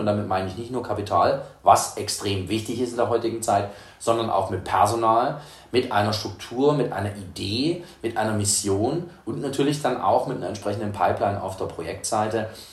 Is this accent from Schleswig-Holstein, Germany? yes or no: no; Leipzig, Saxony, Germany; ich bin in Leipzig geboren